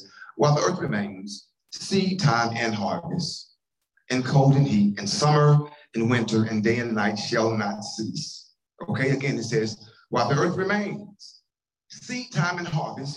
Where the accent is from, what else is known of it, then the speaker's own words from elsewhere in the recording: Columbia, Tennessee, United States; I'm from Columbia, Tennessee, and I have a granddad who lived on a farm